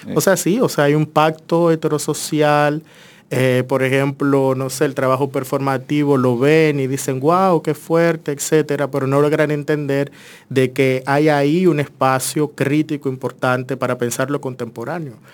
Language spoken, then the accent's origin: Spanish; Santo Domingo Norte, Distrito Nacional, Dominican Republic; yo soy muy dominicano, o sea, soy de Villamella, vengo de ahí, me he criado ahí, he estudiado mi primera carrera acá también.